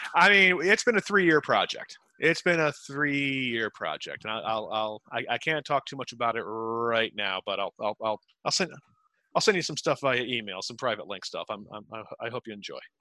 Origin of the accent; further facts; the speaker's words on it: Utica, New York, United States; now in New York City, United States; i'm from central new york from utica New York specifically